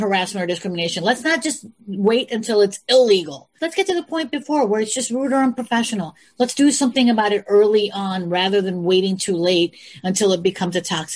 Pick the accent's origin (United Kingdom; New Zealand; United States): United States; Chicago, Illinois; I'm from the Midwest, from Chicago. And I grew up with you guys.